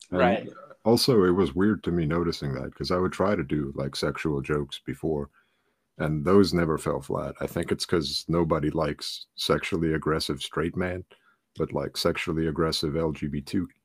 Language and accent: English; New Jersey, United States; also born or lived in Ukraine; I grew up in New Jersey.